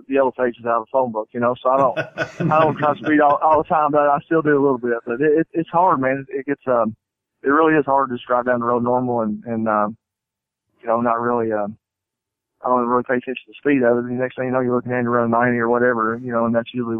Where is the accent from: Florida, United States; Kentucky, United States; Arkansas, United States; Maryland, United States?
Kentucky, United States; Owensboro; moved away; also born or lived in Nashville, Tennessee; my hometown, Owensboro, Kentucky